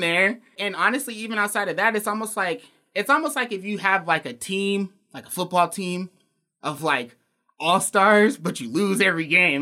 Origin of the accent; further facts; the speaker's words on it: Alaska, United States; being from Alaska